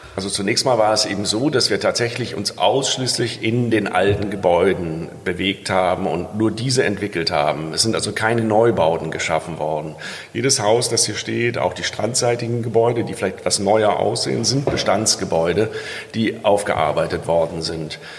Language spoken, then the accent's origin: German; Rhineland, Germany; als Rheinländer